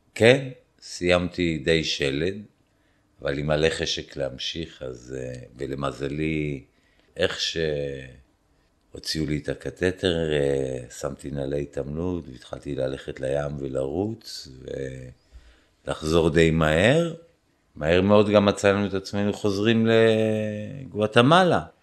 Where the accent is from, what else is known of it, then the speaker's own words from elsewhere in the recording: Israel; moved away; אני מישראל, אה, יהודי